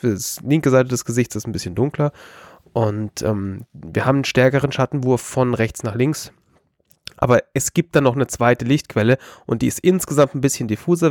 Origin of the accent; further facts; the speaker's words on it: Bavaria, Germany; wir sind aus Bayern, schwarz wie unsere Seele